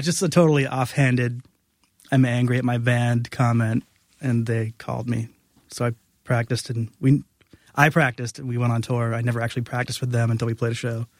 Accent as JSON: {"language": "English", "town": "New Bedford", "region": "Massachusetts", "country": "United States", "also_born_or_lived": "Providence, Rhode Island", "said": "I'm from New Bedford, Massachusetts"}